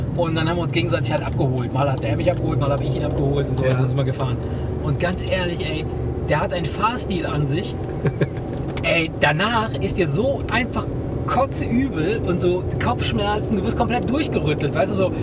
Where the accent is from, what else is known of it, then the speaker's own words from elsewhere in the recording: Argentina; moved away; ich bin ja gebürtiger Argentinier.